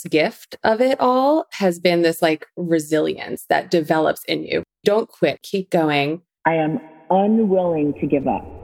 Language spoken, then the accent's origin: English; Long Island, New York, United States; accent: New York; So … was a little girl growing up in Long Island, New York. Kind of lost the accent a little bit.